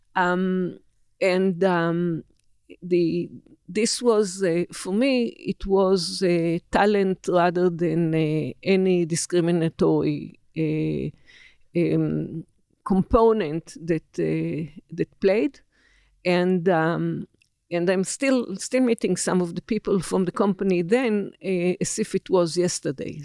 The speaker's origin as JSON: {"language": "English", "country": "Israel", "tie": "born or raised there", "said": "I was born in December 1949, a newly born Israel."}